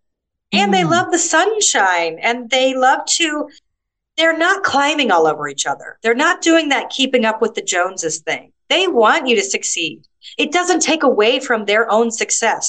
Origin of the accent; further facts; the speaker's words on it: United States; moved away as an adult; now in Malta; I grew up in America